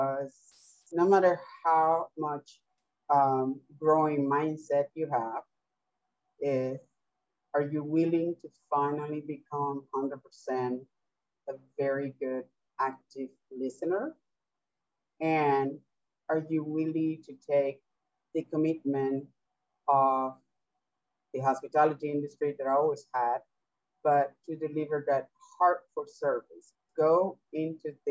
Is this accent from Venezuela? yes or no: yes; Venezuela; English is a second language; moved away; I am originally from Venezuela, and I came here to study English, so that's my second language